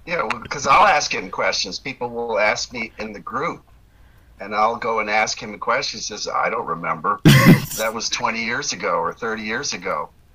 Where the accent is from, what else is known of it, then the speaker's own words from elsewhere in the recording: Naples, Florida, United States; now in San Diego, United States; Yeah, I grew up in Naples, yep. Florida.